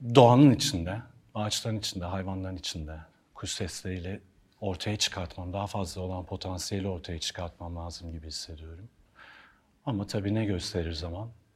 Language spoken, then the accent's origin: Turkish; Ankara, Turkey; moved away as an adult; also born or lived in Hannover, Germany / Istanbul; now in Bodrum, Turkey; Çocukluğum Ankara'da geçti. Okul yıllarım Ankara'da geçti. Konservatuar Ankara'da geçti